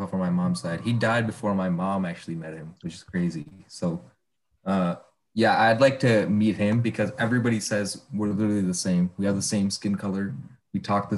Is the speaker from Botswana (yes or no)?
no; United States; I grew up in America